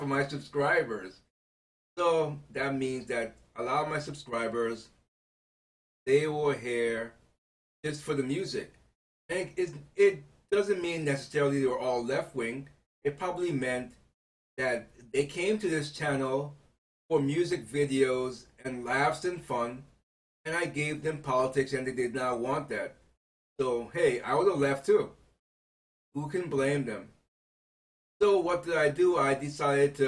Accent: United States; I am an American citizen

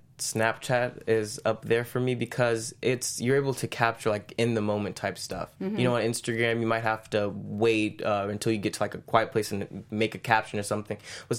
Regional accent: Orlando, Florida, United States; Orlando, Florida.

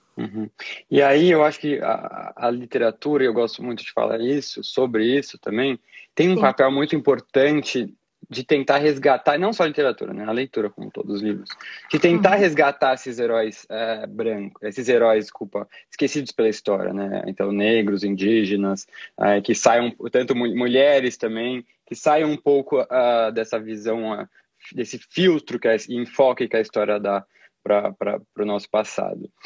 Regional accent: Brazil; em nós como brasileiros

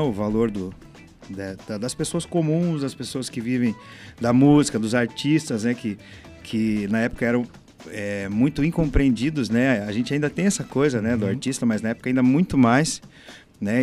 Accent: Curitiba, Paraná, Brazil; Eu sou do Boqueirão. Lá sempre teve muito samba, muito pagode. Eu comecei lá

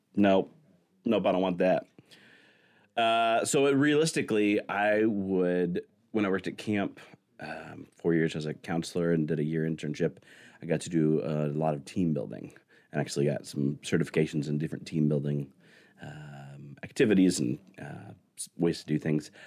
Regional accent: Siloam Springs, Arkansas, United States; I grew up in Salem Springs, Arkansas

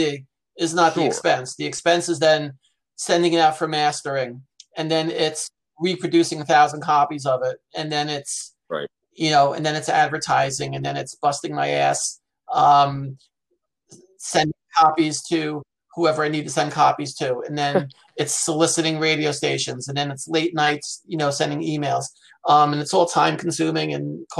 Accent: Rockland County, New York, United States; We grew up in Rockland County, New York

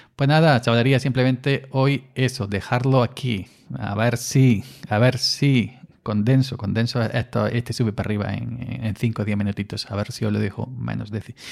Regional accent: Andalusia, Spain; parece más andaluz que yo

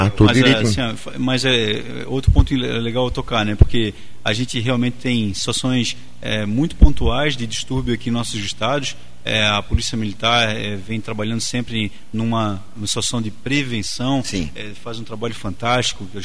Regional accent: Florianópolis, Santa Catarina, Brazil; eu sou aqui de Florianópolis, ah

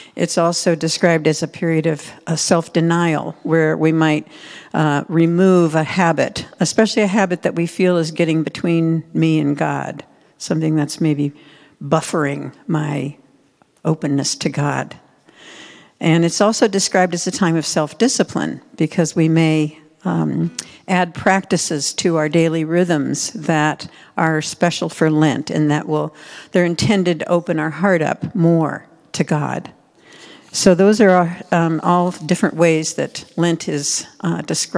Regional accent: Midwest, United States; when I was growing up in the Midwest

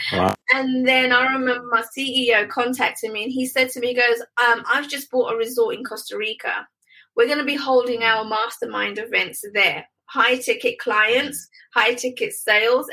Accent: United Kingdom; I'm a Brit, they loved my accent

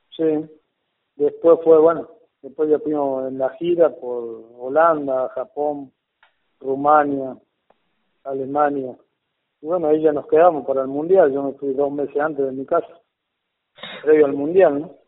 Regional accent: Buenos Aires, Argentina; also born or lived in Paraguay; now in Jujuy, Argentina; yo soy paraguayo, pero criado en Buenos Aires

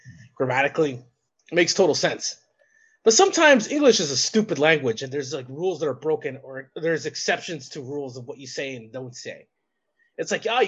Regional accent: Toronto, Ontario, Canada; I grew up in Rexdale

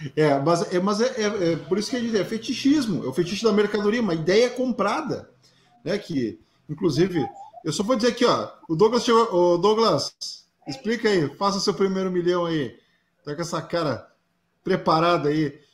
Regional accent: Rio Grande do Sul, Brazil

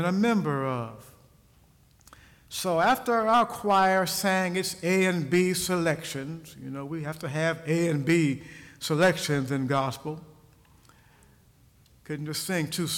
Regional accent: Ohio, United States; moved away as an adult; I returned to my home state, Ohio, after having been gone for many years

